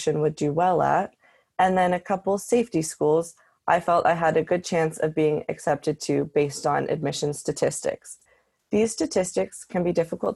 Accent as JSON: {"language": "English", "region": "Northeast", "country": "United States", "said": "I am from the Northeast"}